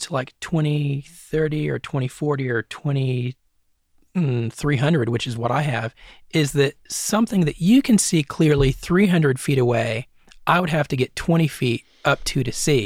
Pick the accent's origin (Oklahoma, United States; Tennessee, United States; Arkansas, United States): Tennessee, United States; Hancock County, East; also born or lived in Los Angeles area, California; growing up in Hancock County